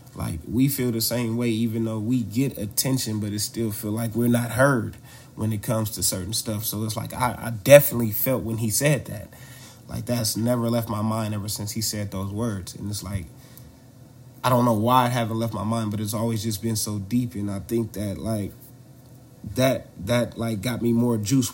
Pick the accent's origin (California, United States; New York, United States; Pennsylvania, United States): California, United States; Oakland; also born or lived in Louisiana; we grew up in Oakland, so diverse since elementary school